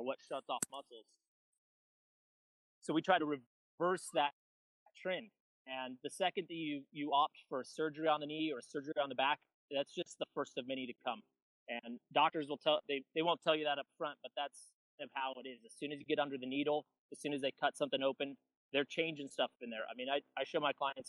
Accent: California, United States; I'm a Californian, you know, we have a big vocabulary out here

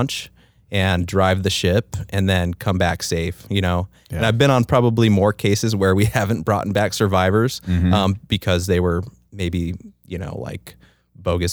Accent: Southern California, United States; I grew up in Southern California

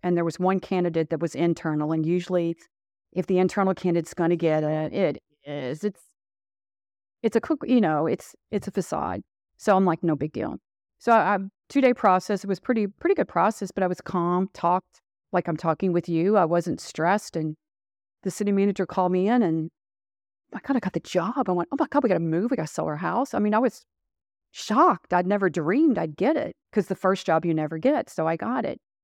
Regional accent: Louisville, Kentucky, United States; accent: southern drawl; I am from Kentucky, born and raised in Louisville, Kentucky

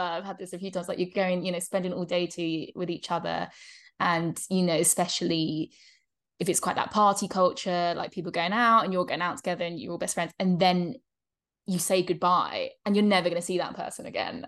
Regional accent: England, United Kingdom; moved away; we're growing up in England

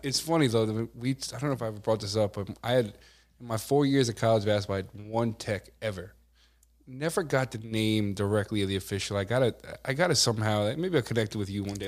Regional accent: Amityville, New York, United States; growing up in the Amityville, Copeg, you know, Wyandotte area

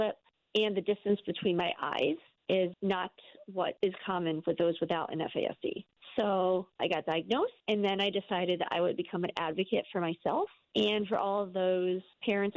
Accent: Maryland, United States; also born or lived in New Jersey; now in Voorheesville, United States; I was born in New Jersey, adopted at 1 month old, moved to Maryland

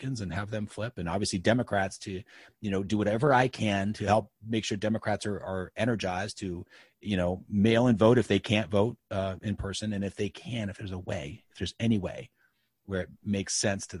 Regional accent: United States; as an American

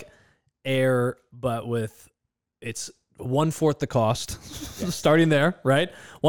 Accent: outside Chicago, Illinois, United States; also born or lived in India; oh, I'm like, you know, grew up outside Chicago.

